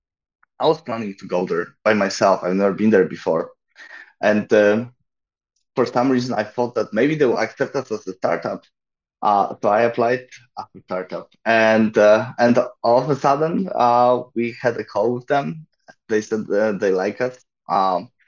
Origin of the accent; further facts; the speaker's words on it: Poland; I'm from Poland